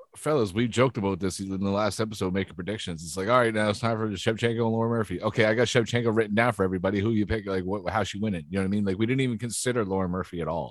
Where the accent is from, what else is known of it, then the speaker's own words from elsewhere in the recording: Canada; I'm Canadian